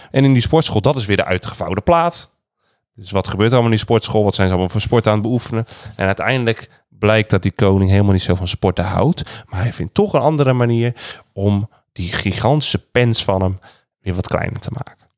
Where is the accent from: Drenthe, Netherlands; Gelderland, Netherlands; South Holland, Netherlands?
South Holland, Netherlands; Rotterdam; ik ben echt een Rotterdammer.